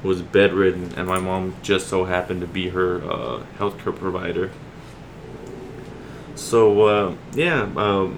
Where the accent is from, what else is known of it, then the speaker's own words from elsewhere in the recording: Laredo, Texas, United States; now in San Antonio, United States; I'm not from San Antonio, Texas, so I was born and raised in Laredo, Texas, which is a border town